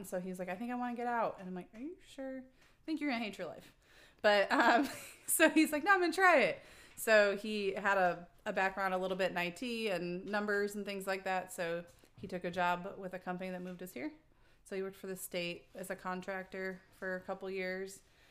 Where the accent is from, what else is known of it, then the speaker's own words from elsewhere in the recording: Illinois, United States; moved away as an adult; now in Washington, United States; we are transplants to Washington. So we're from the Midwest originally. Matt and I both are from Illinois. And we moved here actually when Matt got out of the military.